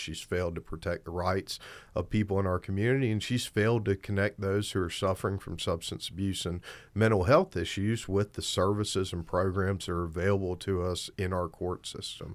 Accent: Albany, Georgia, United States; also born or lived in Athens, Georgia / St. Louis, Missouri / Atlanta, Georgia; I was born and raised in Southwest Georgia

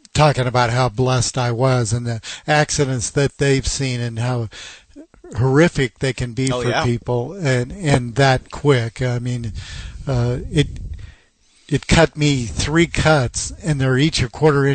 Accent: Seattle, Washington, United States; I was born and raised in Seattle

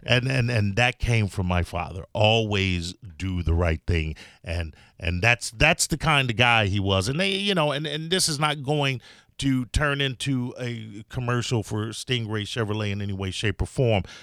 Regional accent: Chicago, Illinois, United States; now in Florida, United States; I'm from Chicago

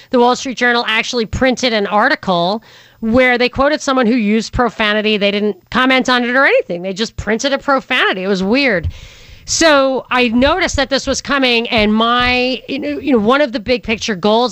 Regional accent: Rockland County, New York, United States; I'm from Rockland County, New York

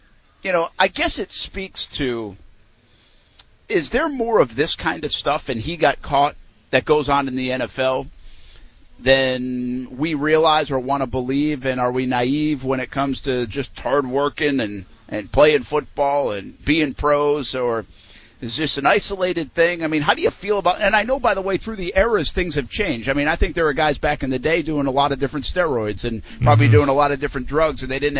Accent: New England, United States; I grew up in New England

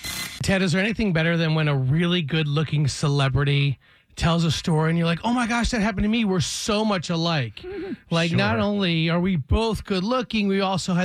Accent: Michigan, United States; now in Atlanta, United States; because I'm from Michigan, I'm super white trash.

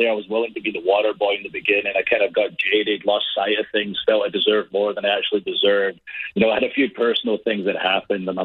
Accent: Scotland, United Kingdom; moved away as an adult; now in United States; I'm from Scotland, a country of five million people

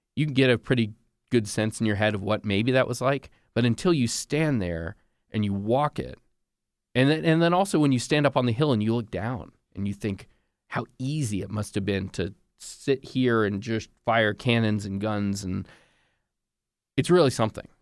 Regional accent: United States; I'm an American journalist.

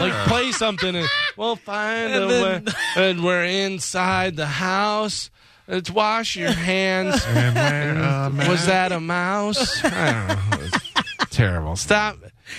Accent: Chicago, Illinois, United States; I grew up in Chicago

